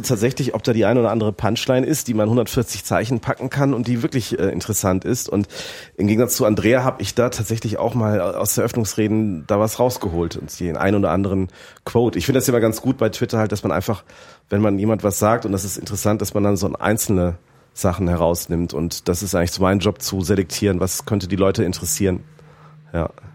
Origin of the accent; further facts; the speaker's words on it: Rhineland, Germany; moved away as an adult; now in Frankfurt, Germany; Ich, ich komme aus, aus dem Rheinland